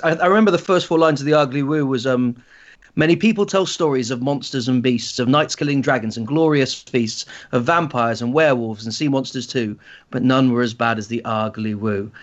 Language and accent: English; Shetland Islands, Scotland, United Kingdom; I grew up in the Shetland Islands